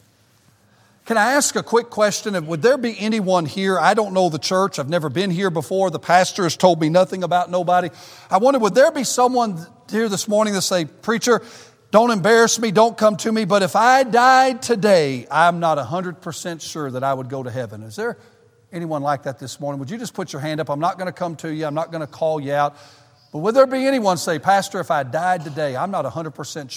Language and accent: English; the South, United States; moved away as an adult; now in Michigan, United States; me and my family are Southerners. We've never lived in the North